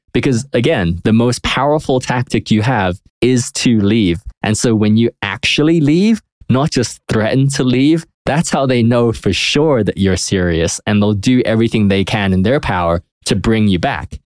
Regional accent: United Kingdom; now in United States; I'm from Europe. I'm from the U K

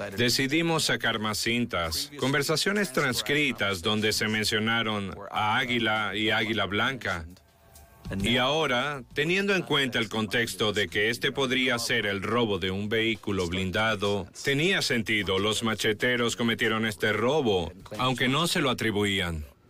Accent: Puerto Rico; soy puertorriqueño

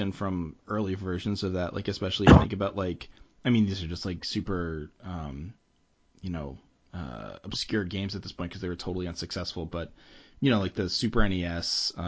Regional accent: Philadelphia, Pennsylvania, United States; accent: shrill Philly; my shrill Philly accent

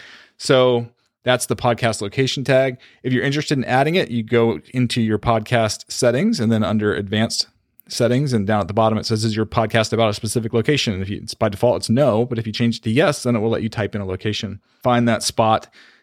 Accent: New York, United States; now in Florida, United States; I was born in New York

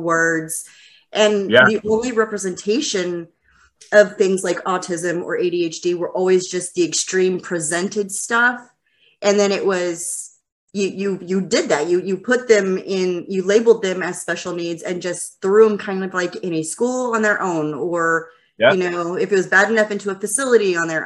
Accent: Lubbock, Texas, United States; also born or lived in Dallas, Texas / North Fort Worth, Texas; now in Fort Worth, United States; I'm originally from Lubbock, but I live in Dallas now.

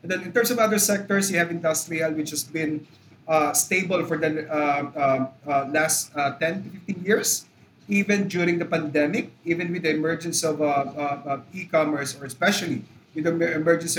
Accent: Philippines

